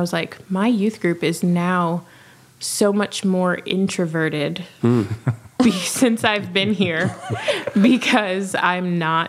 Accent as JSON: {"language": "English", "region": "South Florida", "country": "United States", "said": "I am a youth minister from South Florida"}